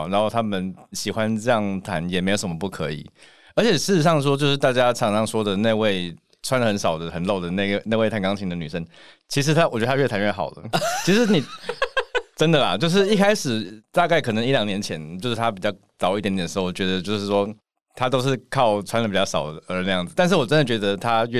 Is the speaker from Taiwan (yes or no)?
yes; Taipei, Taiwan; 我是台北人